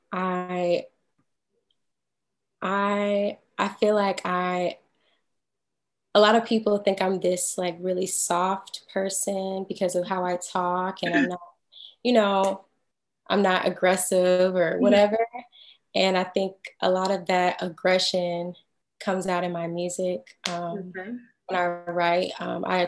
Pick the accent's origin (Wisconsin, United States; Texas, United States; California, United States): Texas, United States; Houston; also born or lived in Boston, Massachusetts / New York; now in Atlanta, United States; I'm originally from Houston, Texas